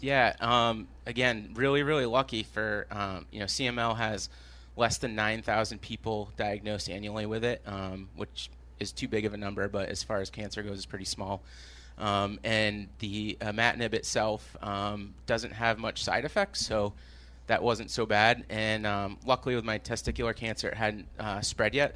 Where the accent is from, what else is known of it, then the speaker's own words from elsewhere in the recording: Maine, United States; now in Jamaica Plain, Boston, United States; I grew up in Maine.